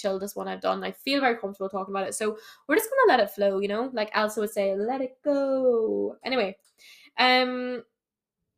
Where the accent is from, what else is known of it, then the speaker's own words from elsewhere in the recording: Ireland; I'm from Ireland, obviously.